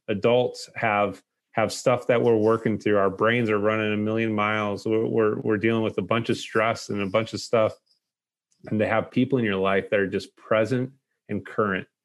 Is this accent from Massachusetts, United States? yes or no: yes; Lowell, Massachusetts, United States; moved away; growing up in Lowell